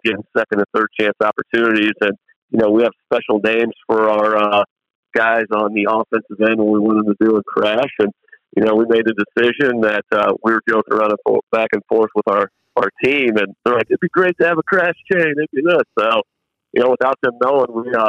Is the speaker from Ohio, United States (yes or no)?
yes; Convoy, Ohio, United States; growing up in Convoy